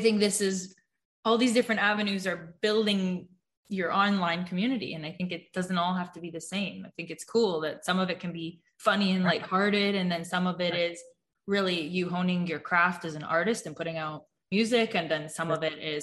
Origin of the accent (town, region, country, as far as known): Toronto, Ontario, Canada; born or raised there